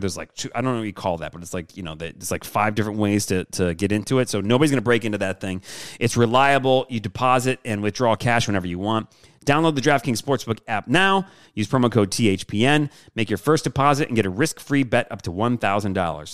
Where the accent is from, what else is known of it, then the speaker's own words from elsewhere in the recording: Michigan, United States; moved away; growing up in Michigan